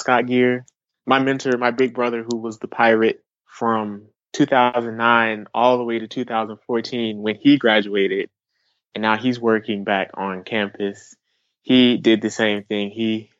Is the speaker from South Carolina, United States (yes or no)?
yes; South Carolina, United States; I'm from South Carolina